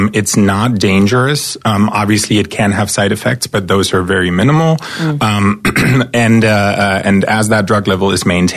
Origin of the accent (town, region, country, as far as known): East Germany, Germany; born or raised there; moved away as an adult; now in United States